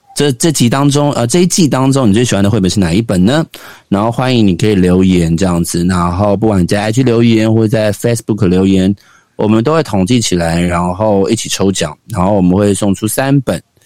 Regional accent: Xinzhuang, New Taipei, Taiwan; 我们家靠近新庄棒球场非常的近

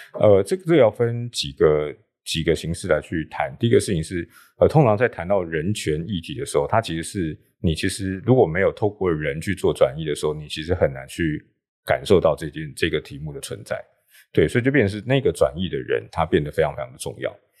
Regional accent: Taipei, Taiwan; 我的家乡大稻埕，因为我在大稻埕是。出生长大，然后家族在大稻埕住了好几代

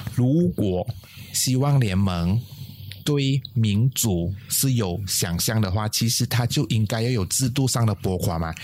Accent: Malaysia; 我的老家在巴巷

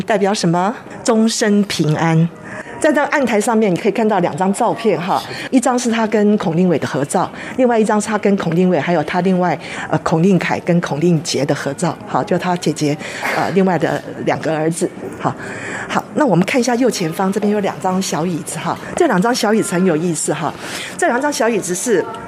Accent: Taiwan; 那它也真的是我们台湾人的骄傲

